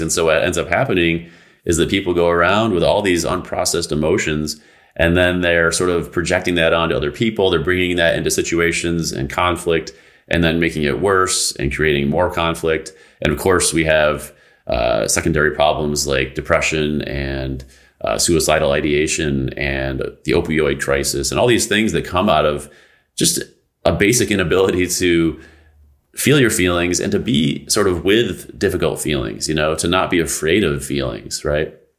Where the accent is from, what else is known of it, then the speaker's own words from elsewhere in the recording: United States; this country, in the United States